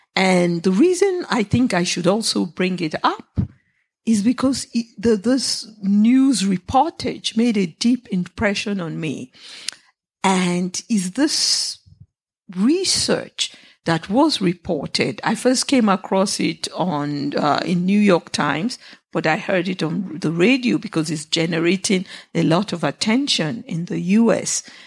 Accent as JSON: {"language": "English", "country": "Nigeria", "moved": "yes", "said": "I'm Nigerian"}